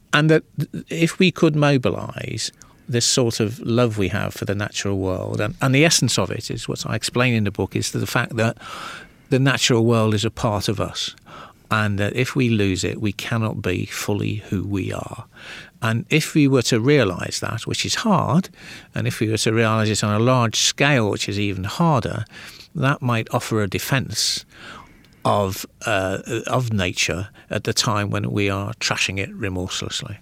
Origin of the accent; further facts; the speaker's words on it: Birkenhead, North West England, United Kingdom; I grew up in the northwest of England